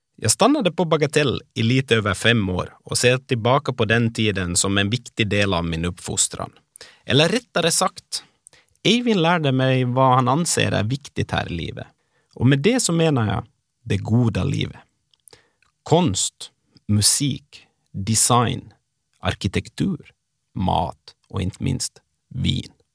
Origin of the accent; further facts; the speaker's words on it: Ekenäs, Uusimaa, Finland; moved away as an adult; now in Oslo, Norway; sommaren 95 när jag flyttade från Ekenäs till Bromar och öppnade glasskiosk som Finlands yngsta företagare